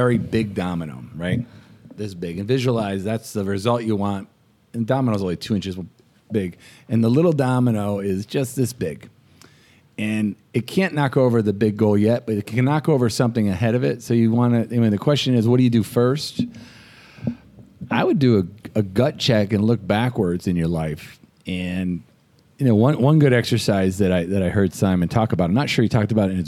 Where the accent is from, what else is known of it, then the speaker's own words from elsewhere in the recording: Boston, Massachusetts, United States; we're from Boston